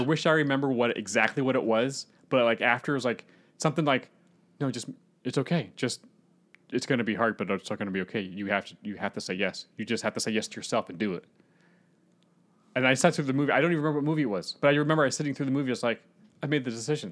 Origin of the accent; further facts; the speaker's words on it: Northern Virginia, United States; I, I'm from Northern Virginia